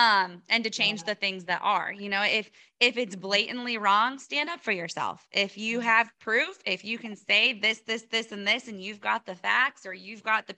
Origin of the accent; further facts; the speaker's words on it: Iowa, United States; So we're from Iowa and we're not going to the Iowa Expo, Iowa Beef Expo